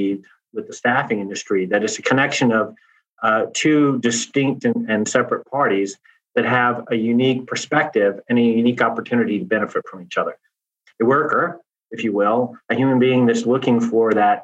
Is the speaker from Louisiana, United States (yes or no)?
yes; Louisiana, United States; moved away; also born or lived in Texas; born and raised in Louisiana, raised in Texas, an LSU boy